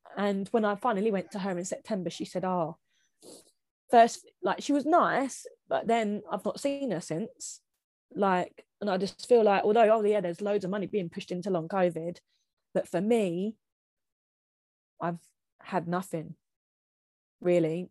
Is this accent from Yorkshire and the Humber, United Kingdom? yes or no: no; Kent, South East England, United Kingdom; I'm from Kent